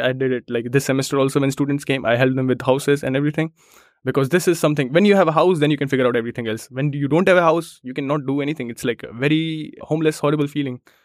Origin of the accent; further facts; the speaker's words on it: India; moved away as an adult; now in Germany; I come from India, trains are late